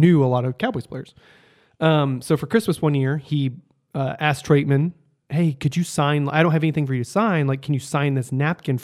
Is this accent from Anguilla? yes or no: no; United Kingdom; I'm British